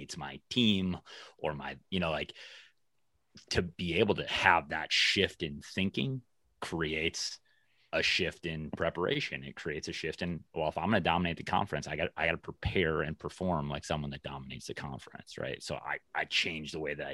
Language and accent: English; Minnesota, United States; I'm from Minnesota. And so, you know, state of hockey up here